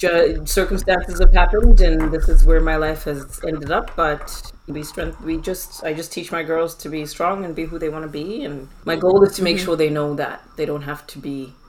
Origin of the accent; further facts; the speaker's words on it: Zimbabwe; moved away as an adult; also born or lived in Newfoundland, Canada / Alberta, Canada; now in Edmonton, Canada; I am from Zimbabwe, born and raised in Zimbabwe. Moved here to Canada in 2006 to go to university and got my business degree in 2012.